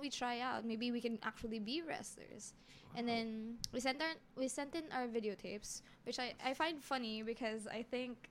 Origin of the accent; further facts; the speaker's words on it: Olongapo, Central Luzon, Philippines; Yeah, I grew up in Subic.